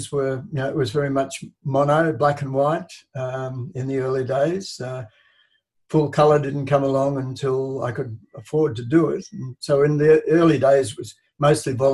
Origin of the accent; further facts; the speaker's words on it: Brisbane, Queensland, Australia; moved away as an adult; also born or lived in Sydney; I grew up in Brisbane